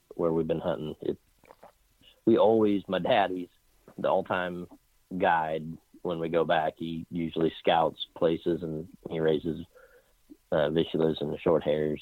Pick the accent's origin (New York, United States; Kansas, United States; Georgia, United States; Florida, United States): Kansas, United States; Clearwater; I grew up in a little small Midwestern town just south of Wichita called Clearwater, Kansas